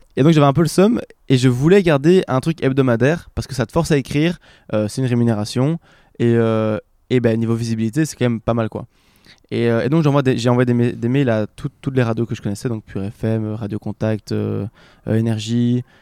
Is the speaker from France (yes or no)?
no; Belgium; je viens de Belgique